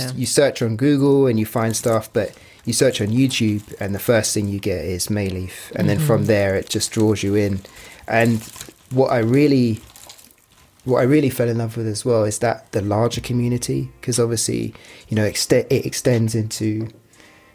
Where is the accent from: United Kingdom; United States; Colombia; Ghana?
United Kingdom; also born or lived in London; being British